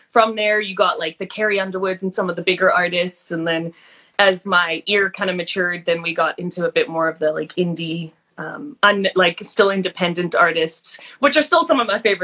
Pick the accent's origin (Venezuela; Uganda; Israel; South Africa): South Africa; now in Canada; I grew up in South Africa